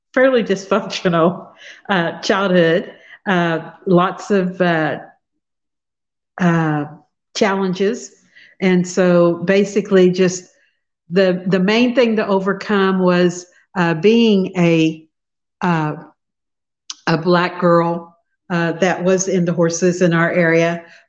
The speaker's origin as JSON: {"language": "English", "town": "Fredonia", "region": "Kansas", "country": "United States", "tie": "born or raised there", "said": "I'm from Fredonia, Kansas, which is a really rural small town. Uh, I grew up in the country"}